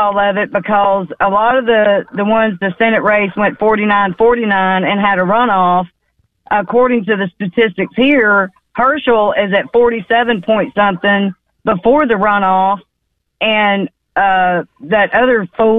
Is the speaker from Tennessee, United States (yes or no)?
yes; Memphis, Tennessee, United States; now in Georgia, United States; I grew up in Memphis as well.